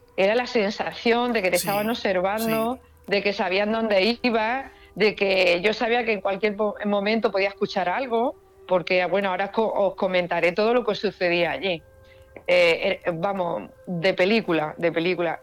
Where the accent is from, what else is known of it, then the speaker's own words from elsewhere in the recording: La Carolina, Andalusia, Spain; aquí en mi pueblo, en La Carolina